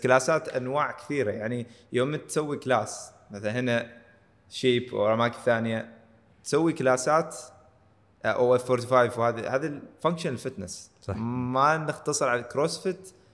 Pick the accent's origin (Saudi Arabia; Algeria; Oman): Oman; من هنا عندنا في عمان